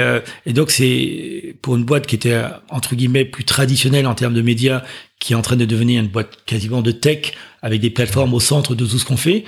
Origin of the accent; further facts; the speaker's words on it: Martinique; moved away as an adult; also born or lived in Chevilly-Larue, Val-de-Marne / Paris; je suis parti très tôt en Martinique. Donc, j'ai grandi en Martinique. J'ai passé mon bac là-bas.